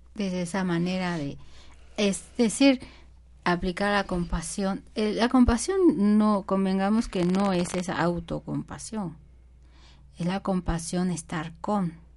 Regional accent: Mexico; nuestro México

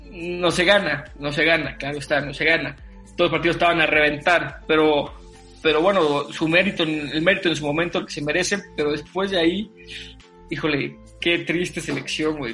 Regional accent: Toluca, State of Mexico, Mexico; yo viví mi infancia en Toluca mucho tiempo.

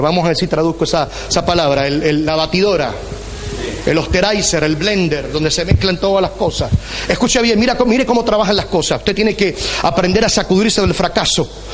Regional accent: Puerto Rico; soy boricua

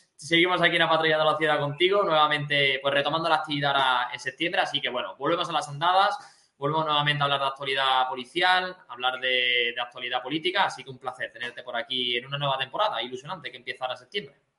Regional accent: Spain; Yo me siento patriota, yo me siento español

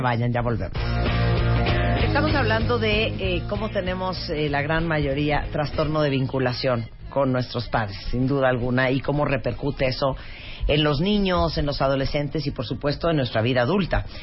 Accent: Managua, Nicaragua; nací en el Hospital Bautista en Managua, Nicaragua

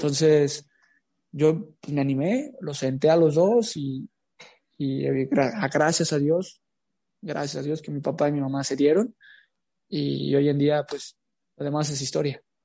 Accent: Tepatitlán de Morelos, Jalisco, Mexico; moved away as an adult; now in Querétaro, Mexico; nací en Tepatitlán de Morelos, Jalisco

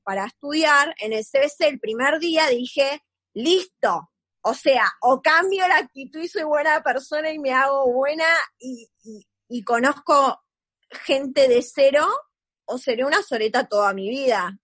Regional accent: Neuquén, Argentina; moved away as an adult; now in Buenos Aires, Argentina; yo soy de Neuquén

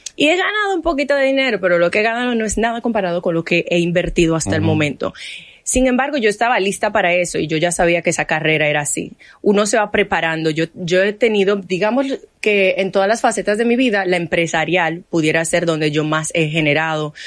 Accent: Haiti; now in Dominican Republic

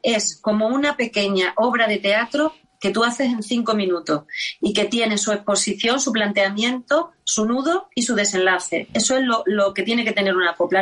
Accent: Orellana la Vieja, Extremadura, Spain; accent: Extremaduran; now in Mérida, Spain; de mi pueblo, de Orellana, de, los Orellana

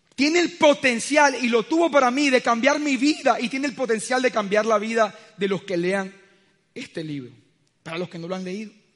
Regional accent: Colombia; el solo hecho de vivir en este país

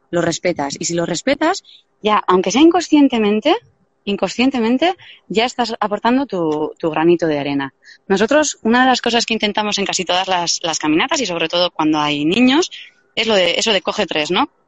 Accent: Deba, Basque Country, Spain; yo porque soy de Deva, yo la primera vez que fui a la iglesia de Deva en visita guiada

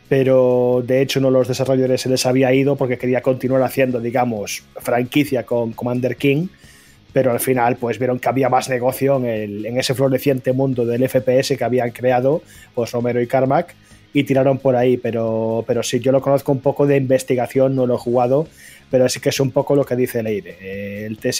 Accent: Galicia, Spain

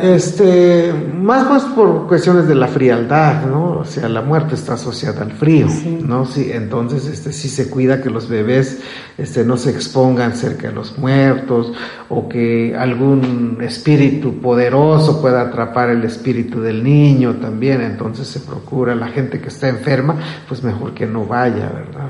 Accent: Chenalhó, Chiapas, Mexico; en mi pueblo, en Chenaló

